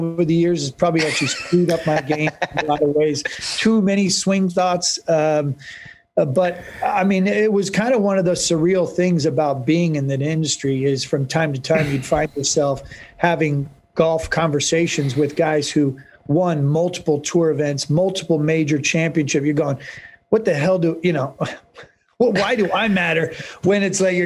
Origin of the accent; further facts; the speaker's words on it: Northern California, United States; also born or lived in New York / Winter Park, Florida; now in San Diego, United States; I'm born and raised in Northern California.